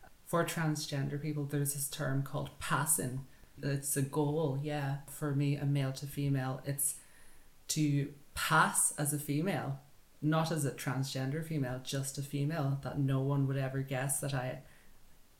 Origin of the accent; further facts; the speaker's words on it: County Donegal, Ireland; I'm from Donegal in Ireland